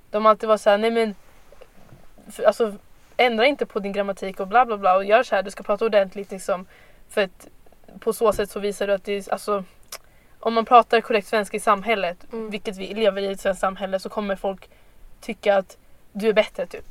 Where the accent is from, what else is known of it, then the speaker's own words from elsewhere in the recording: Huddinge, Stockholm County, Sweden; Född och uppvuxen här i Sverige.